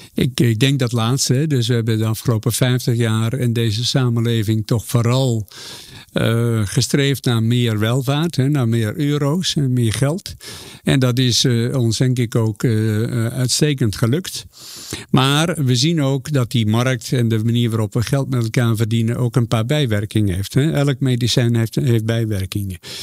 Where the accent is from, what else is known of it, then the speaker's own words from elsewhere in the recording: Zeeland, Netherlands; moved away; waar ik vandaan kom, een klein dorpje in Zeeland